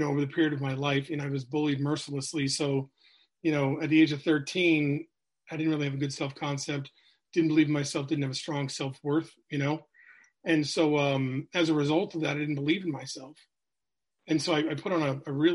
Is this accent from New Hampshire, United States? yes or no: yes; New Hampshire, United States; So I'm from New England. I grew up in New Hampshire.